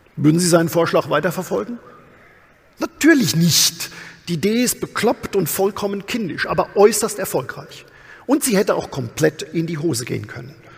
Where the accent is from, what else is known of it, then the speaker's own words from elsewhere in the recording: Odenwald, Germany; bei uns im Odenwald